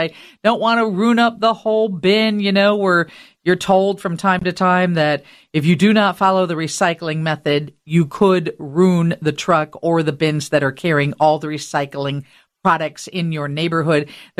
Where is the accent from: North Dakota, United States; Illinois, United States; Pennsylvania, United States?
Illinois, United States; Rockford; when I was young, growing up in Rockford